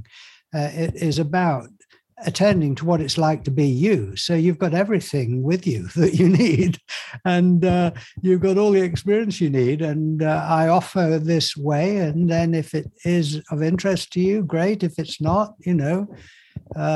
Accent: Yorkshire and the Humber, United Kingdom; I was brought up in Yorkshire

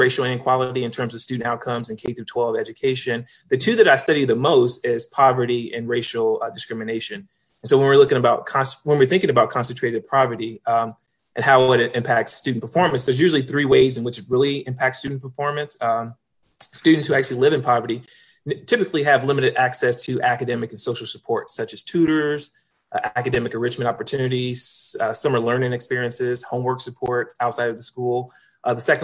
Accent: Kansas City, Kansas, United States; moved away as an adult; also born or lived in Minnesota; now in Virginia, United States; born and raised in Kansas City, Kansas. That's home for me. I was there for the first 18 years of my life until I went off to college.

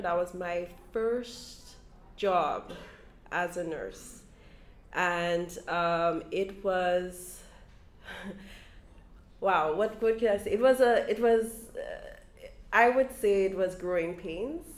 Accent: St. Lucia; now in Brooklyn, United States; as a child growing up in St. Lucia, we would come and spend some summers with aunts and uncles here in Brooklyn.

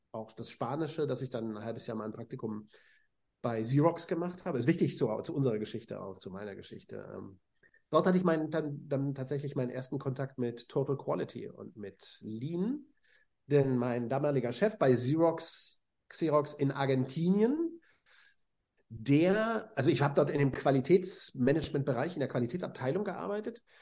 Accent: Hannover, Lower Saxony, Germany; also ich habe in Hannover studiert, auch meiner Geburtsstadt und Heimatstadt.

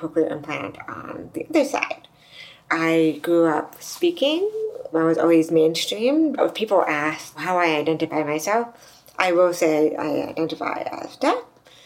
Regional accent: United States; I'm from the U.S.

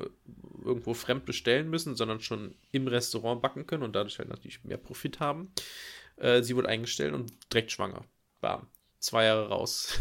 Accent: Nettetal, North Rhine-Westphalia, Germany; moved away; an meiner Heimat ähm, dran, also Nettetal.

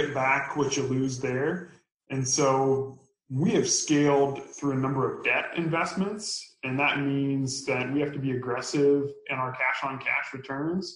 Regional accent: Omaha, Nebraska, United States; moved away as an adult; also born or lived in Austin, Texas; now in Minneapolis, United States; I'm originally from the Midwest, grew up in Omaha, Nebraska

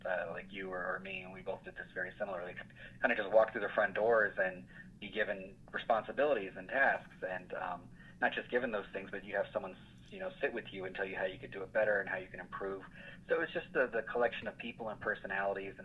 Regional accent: Albuquerque, New Mexico, United States; moved away; I grew up in Albuquerque, went to college in New Mexico

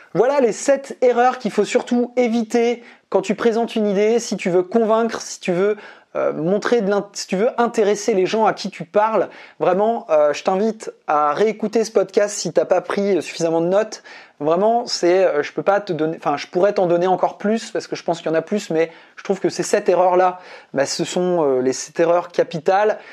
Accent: Brittany, France; je suis breton. Je suis né en Bretagne

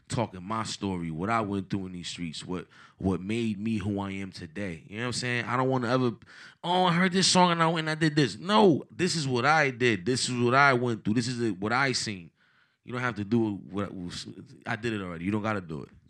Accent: Paterson, New Jersey, United States; born or raised there; also born or lived in Dominican Republic

